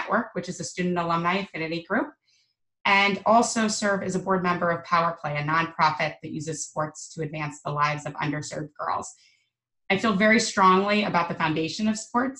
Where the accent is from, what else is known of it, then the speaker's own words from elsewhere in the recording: Arizona, United States; moved away as an adult; I grew up in Arizona, and my family at times struggled financially